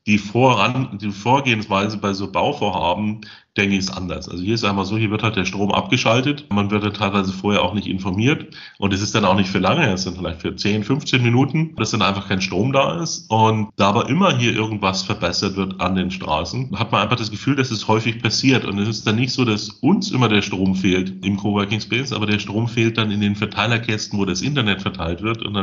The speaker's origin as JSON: {"language": "German", "town": "Munich", "region": "Bavaria", "country": "Germany", "tie": "born or raised there", "also_born_or_lived": "Salzburg / Russia / United States / London", "moved": "as an adult", "lives_now": "Bulgaria"}